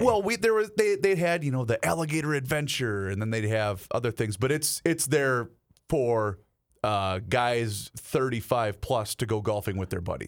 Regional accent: Faribault, Minnesota, United States; my hometown of Faribault

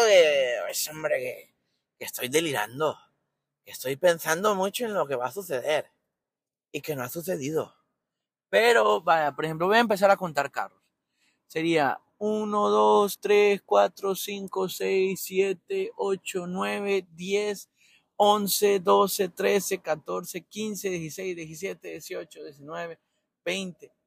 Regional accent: Tegucigalpa, Francisco Morazán, Honduras; moved away as an adult; nací en Tegucigalpa, Honduras. Y eh, recuerdo, recuerdo muy vivo, tampoco es que me fui hace 50 años, me fui hace 10 años

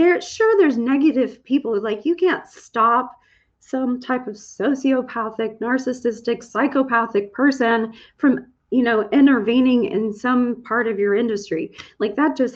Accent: Texas, United States; I'm from Texas.

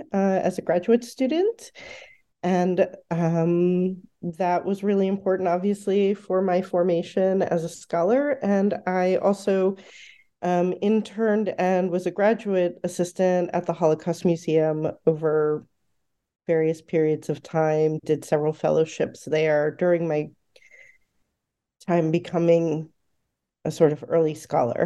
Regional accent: East Brunswick, New Jersey, United States; I grew up in central New Jersey, in East Brunswick and North Brunswick, New Jersey

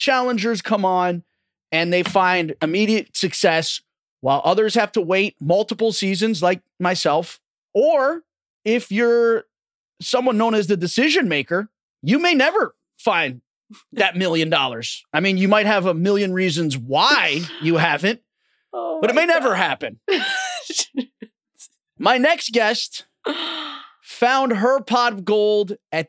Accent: Orange County, California, United States; my hometown in Orange County

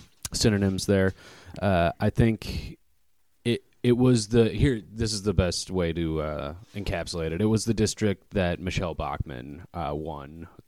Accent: Stillwater, Minnesota, United States; now in Minneapolis, United States; I was born in Minneapolis, not far from here, actually. Abbott Northwestern Hospital. All my family's from here. And then as a child, my parents moved us out to Stillwater, Minnesota. So 20-minute drive from here.

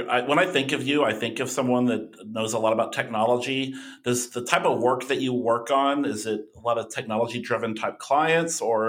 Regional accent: Owensboro, Kentucky, United States; moved away; I grew up near Indiana, and I don't know if you knew this about me, Tony, but I grew up part of my life. I grew up in Owensboro, Kentucky, which is right on the river

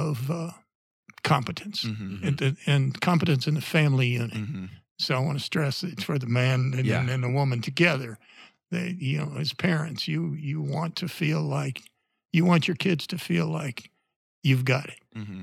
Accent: Indiana, United States; But I came from Indiana, and I don't think that is a person in Indiana would have felt as exposed to criticism if he knew absolutely nothing about cars.

